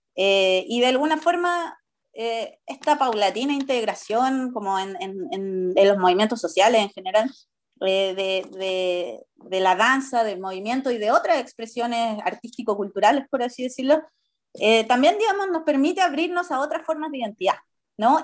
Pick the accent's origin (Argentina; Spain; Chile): Chile; como sociedad chilena